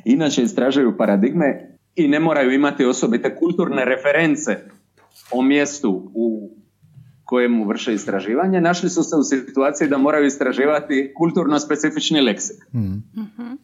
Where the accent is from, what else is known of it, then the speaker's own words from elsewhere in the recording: between Zadar and Šibenik, Dalmatia, Croatia; accent: southern Chakavian (Dalmatian); po mome naglasku smještam između Zadra i Šibenika